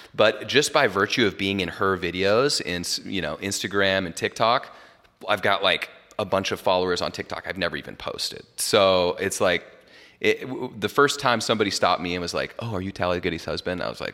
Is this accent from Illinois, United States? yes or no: no; Jackson Hole, Wyoming, United States; Well, you know, so I'm from Jackson Hole originally. It's like the best skiing in North America.